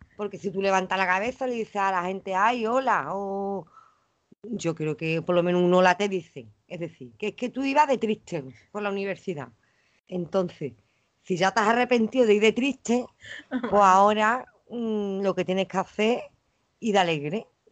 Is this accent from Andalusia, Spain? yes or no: yes; Los Palacios y Villafranca, Andalusia, Spain; accent: Andalusian; also born or lived in Dos Hermanas; Que soy andaluza